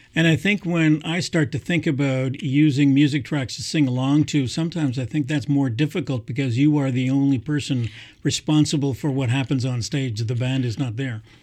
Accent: Montreal, Quebec, Canada; now in Kingston, Canada; I grew up in Montreal as well

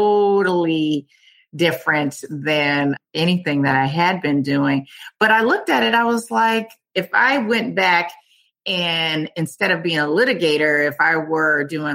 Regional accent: Oakland, California, United States; moved away as an adult; also born or lived in Washington, District of Columbia, United States; now in Falls Church, United States; I'm originally from California, Oakland. I'm from Oakland, California.

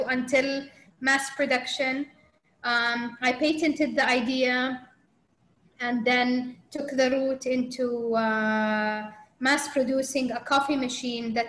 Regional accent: Saudi Arabia; growing up in Saudi in that time, where, I mean, that wasn't typical route for a Saudi girl

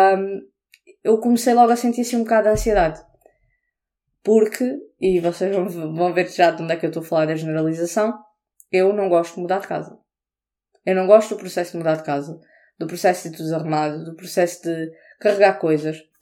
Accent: Portugal; now in England, United Kingdom; não sou inglesa, sou portuguesa

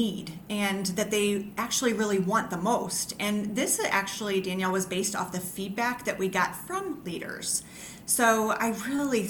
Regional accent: St. Louis, Missouri, United States; while I was growing up in St. Louis

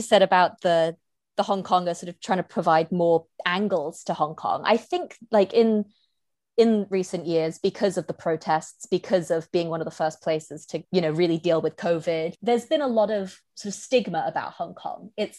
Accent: United Kingdom; accent: British; people people like never assume I'm Asian because I sound British as hell.

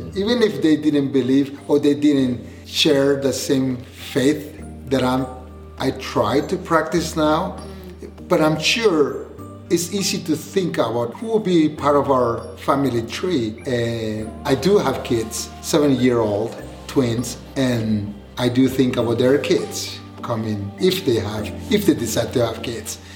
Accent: Honduras; moved away; I'm from, I was born and raised in Honduras

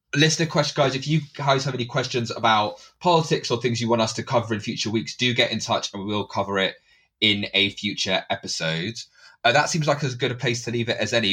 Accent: United Kingdom; as a British Asian

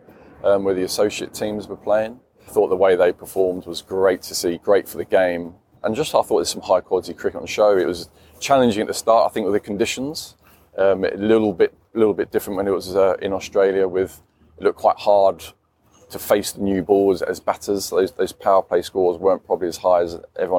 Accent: England, United Kingdom; I'm an Englishman

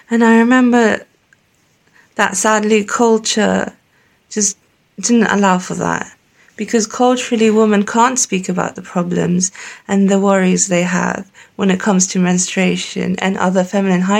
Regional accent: Pakistan; So, I'm Pakistani and I grew up very confused because my culture said one thing my religion said the other thing, and my parents were very cultural.

